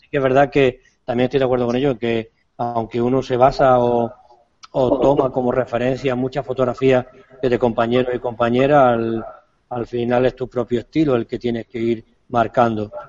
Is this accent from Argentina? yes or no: yes; Argentina; Perdóname si me libro, pero soy argentino